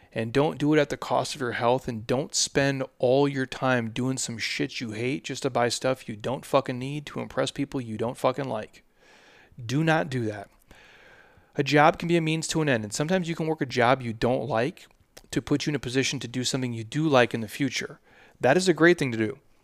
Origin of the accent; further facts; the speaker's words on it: Minnesota, United States; I'm from Minnesota